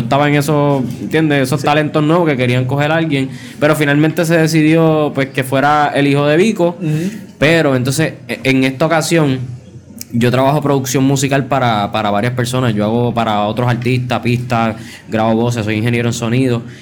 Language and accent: Spanish; Puerto Rico; todos los talentos somos puertorriqueños